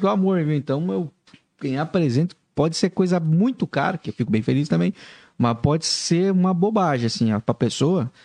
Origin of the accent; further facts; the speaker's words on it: interior of Paraná, Brazil; moved away; eu sou do interior do Paraná.